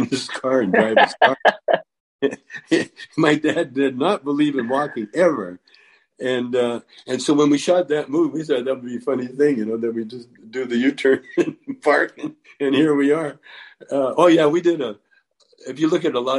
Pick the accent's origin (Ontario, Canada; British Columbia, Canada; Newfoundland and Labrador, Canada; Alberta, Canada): Alberta, Canada; Calgary; moved away; I grew up in Calgary in the country